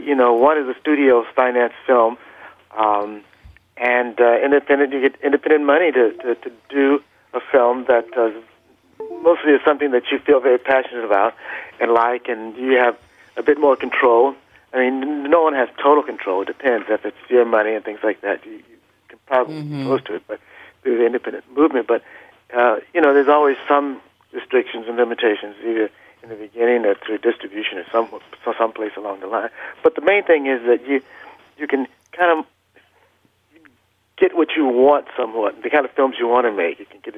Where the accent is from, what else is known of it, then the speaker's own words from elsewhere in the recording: Los Angeles, California, United States; also born or lived in Vicksburg, Mississippi; I was born in Mississippi. I was born in Vicksburg, Mississippi. But you know, we moved out to Los Angeles at a very early age. I was still in diapers when I came out here.